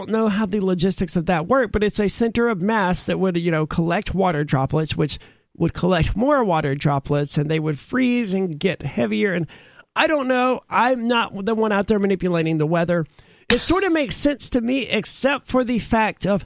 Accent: United States; I'm an American.

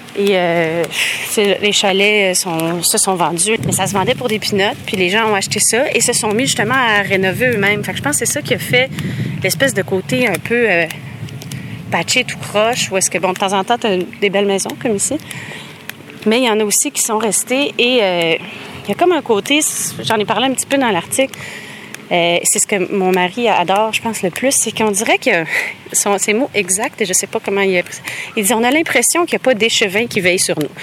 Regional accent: Montreal, Quebec, Canada; now in Laval, Canada; J'ai grandi, moi, à Montréal

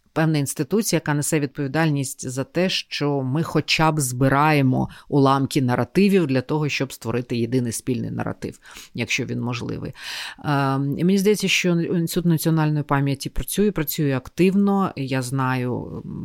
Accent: Kyiv, Ukraine; ми ж кияни

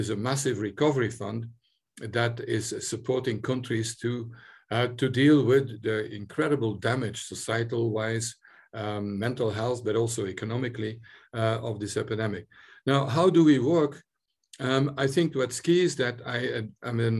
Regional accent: Belgium; now in Ireland; I'm originally from Belgium

